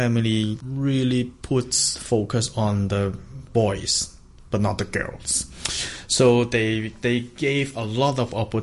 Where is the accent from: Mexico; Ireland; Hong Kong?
Hong Kong; I'm from Hong Kong, and I am a community cultural development worker